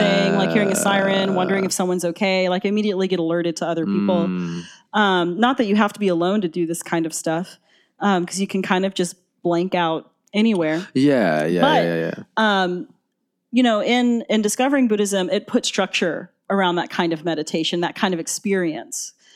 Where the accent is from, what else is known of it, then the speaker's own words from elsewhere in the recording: Atlanta, Georgia, United States; also born or lived in Boston; I'm from Atlanta, but I'd moved to Boston.